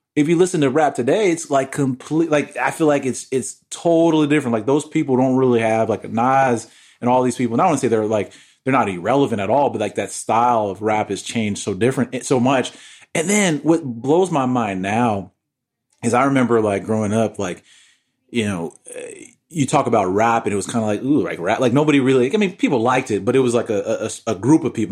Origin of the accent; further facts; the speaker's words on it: New York, United States; growing up in New York